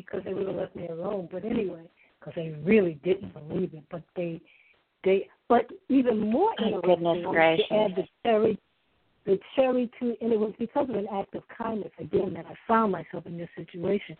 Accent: New England, United States; now in Alabama, United States; I come from New England, and when I ended up here in Alabama

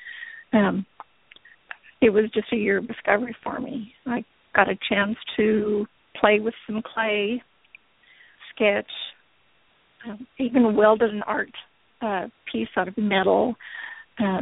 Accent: Canada; moved away as an adult; now in Oklahoma City, United States; I grew up in Canada

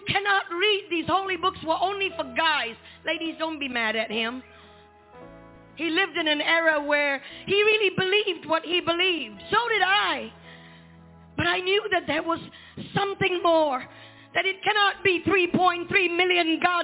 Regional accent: Malaysia; where I was born in Malaysia

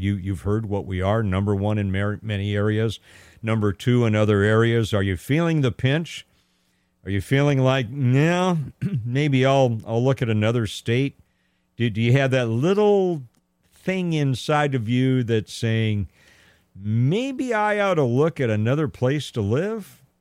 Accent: California, United States; I was born and raised here in California

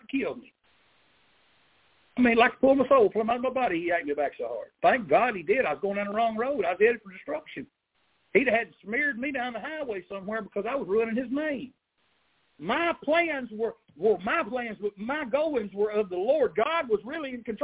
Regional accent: Arkansas, United States; born or raised there

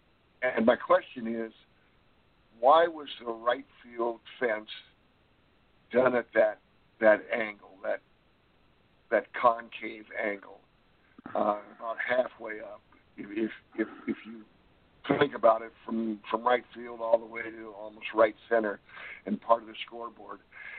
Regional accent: New York, United States; born there; now in Los Angeles, United States; Oh yes, oh yes. I was born in New York, but we left in 1949, so never really had a chance. But when I moved out to LA and saw them at the Coliseum, I just became a huge, huge Dodger fan.

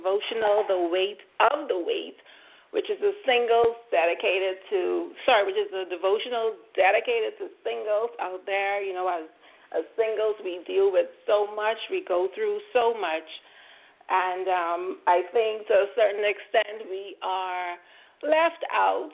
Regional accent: Bahamas; I'm here from the Bahamas.

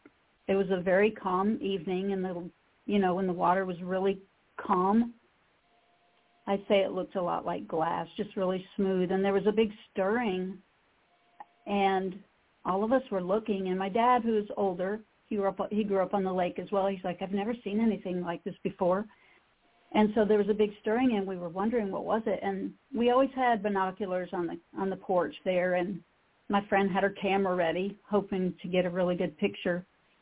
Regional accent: United States; Yes, I grew up on Lake Champlain, and Lake Champlain actually borders the states of New York and Vermont. And so my dad had a cabin on the lake, and so that's where I spent my summers.

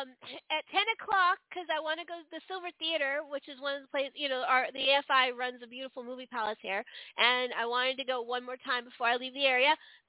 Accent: California, United States; now in Maryland, United States; But I grew up in California like you did, Aaron.

